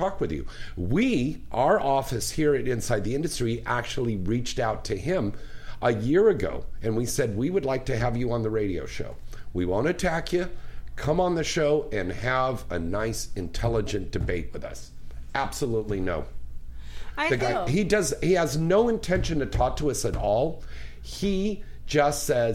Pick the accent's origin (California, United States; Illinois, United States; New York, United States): California, United States; San Jose; that's my hometown up there